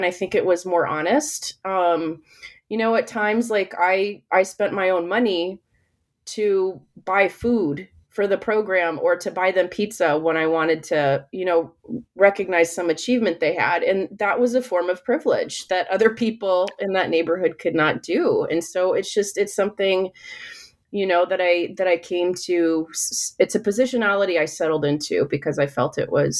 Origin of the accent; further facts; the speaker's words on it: United States; my own experience as a Filipina American who has had, you know, like who has felt othered at times